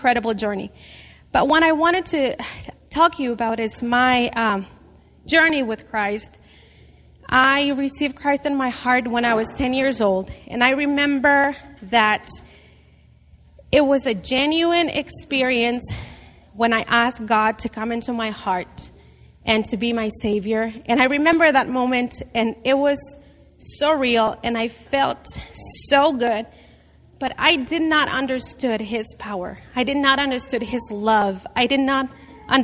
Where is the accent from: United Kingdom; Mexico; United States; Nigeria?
Mexico; moved away; I grew up in Mexico in a very, very poor family